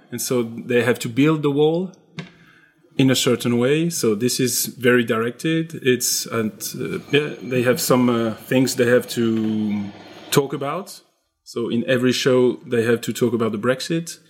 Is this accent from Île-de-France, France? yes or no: no; Strasbourg, Grand Est, France; English is a second language; also born or lived in Paris; now in Lyon, France; originally I'm from Strasbourg